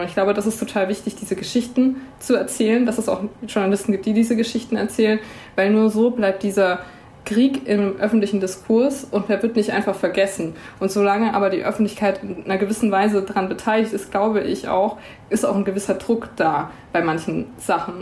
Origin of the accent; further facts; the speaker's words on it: Swabia, Germany; ich als Schwabe